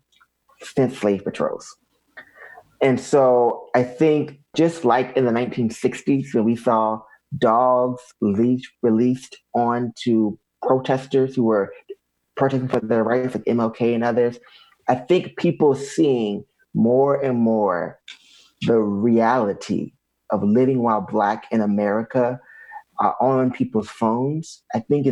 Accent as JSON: {"language": "English", "region": "the South", "country": "United States", "tie": "born or raised there", "said": "growing up in the South"}